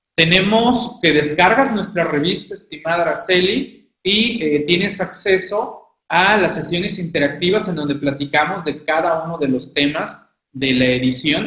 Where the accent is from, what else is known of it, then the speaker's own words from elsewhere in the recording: Mexico; nosotros como mexicanos